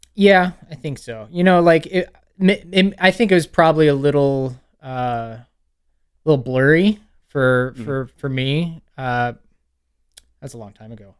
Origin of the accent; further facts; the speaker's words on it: Pflugerville, Texas, United States; moved away as an adult; now in Lafayette, United States; I grew up in Pflugerville until yeah. I was 18